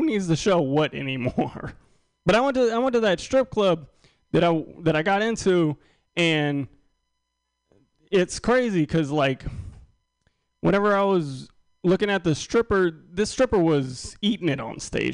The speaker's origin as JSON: {"language": "English", "town": "New Orleans", "region": "Louisiana", "country": "United States", "moved": "yes", "lives_now": "Austin, United States", "said": "I'm originally from New Orleans. I went back home to New Orleans"}